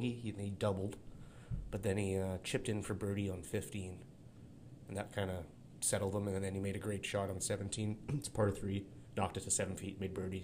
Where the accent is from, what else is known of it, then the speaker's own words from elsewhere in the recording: Canada; I'm a Canadian